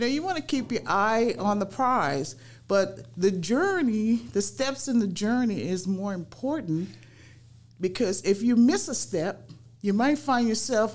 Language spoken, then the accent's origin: English; New Orleans, Louisiana, United States; moved away as an adult; also born or lived in Michigan; now in South Sound, Washington, United States; growing up in New Orleans was a wonderful experience for me